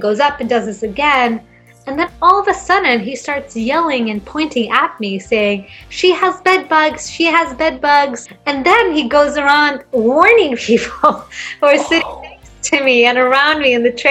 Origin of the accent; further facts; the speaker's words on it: Gothenburg, Västra Götaland, Sweden; English is a second language; moved away as an adult; also born or lived in Brighton, England / United States; Gothenburg University in my hometown